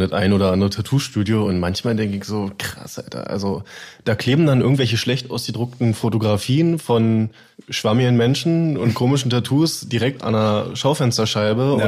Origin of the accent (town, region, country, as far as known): Berlin, Germany; moved away